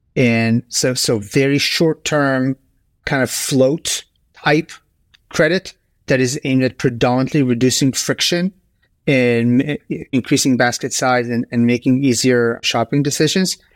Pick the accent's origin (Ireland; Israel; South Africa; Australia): Israel; also born or lived in United States / Bay Area; now in Stockholm, Sweden; I grew up in Israel, and I'm a proud American citizen. I've lived in the U S for ten years.